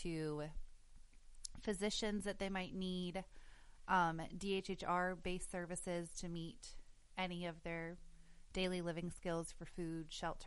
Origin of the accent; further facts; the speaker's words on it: West Virginia, United States; also born or lived in Cleveland, Ohio; I'm originally from West Virginia, and then I had moved to Cleveland for a while.